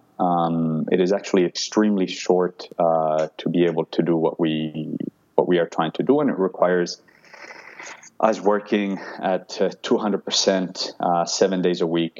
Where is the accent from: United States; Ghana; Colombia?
Colombia; Cali, Valle del Cauca; moved away; I'm originally from Colombia, so growing up in Colombia